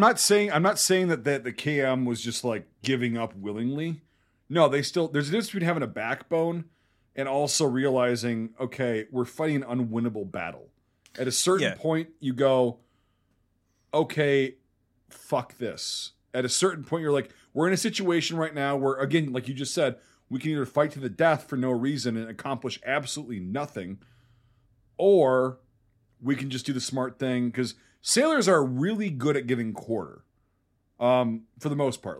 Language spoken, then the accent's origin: English; Wisconsin, United States; I grew up in Wisconsin.